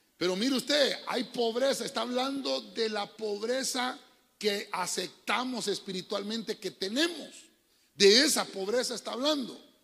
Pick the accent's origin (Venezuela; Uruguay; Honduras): Honduras; cómo le decimos nosotros en el buen catracho